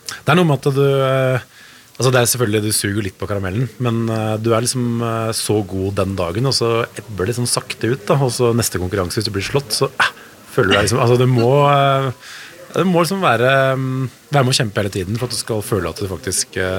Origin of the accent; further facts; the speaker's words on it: Norway; vi er jo nordmenn